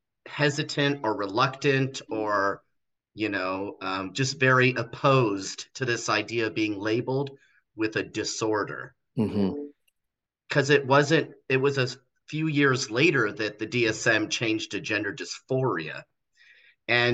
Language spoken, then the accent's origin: English; Los Angeles, California, United States; also born or lived in Torrance, California / Mesa, Arizona; I was born and raised in Los Angeles, California